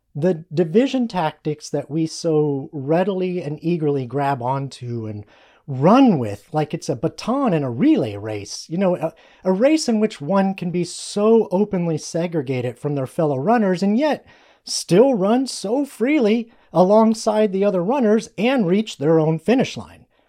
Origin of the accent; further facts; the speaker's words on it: United States; We are American